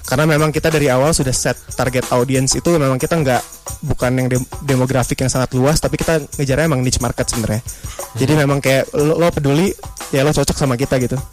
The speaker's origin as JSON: {"language": "Indonesian", "town": "Bekasi", "region": "West Java", "country": "Indonesia", "tie": "born or raised there", "said": "di kota gue berasal itu Bekasi."}